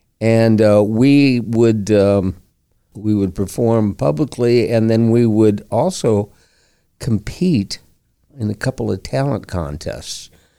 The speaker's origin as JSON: {"language": "English", "town": "Flint", "region": "Michigan", "country": "United States", "tie": "born there", "said": "I was born in Flint, Michigan."}